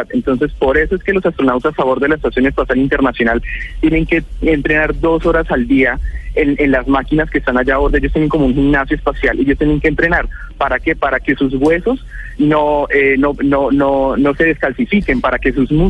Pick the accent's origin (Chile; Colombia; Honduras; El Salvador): Colombia; Girón, Santander; 27 años, soy oriundo de Girón Santander, ahorita estoy